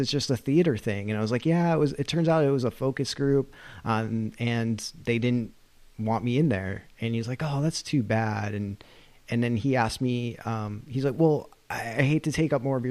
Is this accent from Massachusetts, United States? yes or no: yes; Massachusetts, United States; I'm from Massachusetts